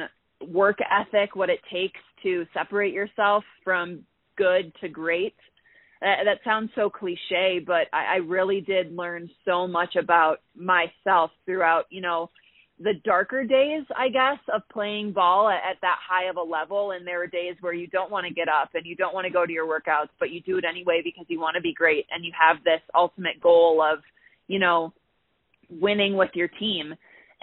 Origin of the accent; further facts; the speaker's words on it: Minnesota, United States; moved away as an adult; also born or lived in Illinois; now in Colorado, United States; I'm from Minnesota originally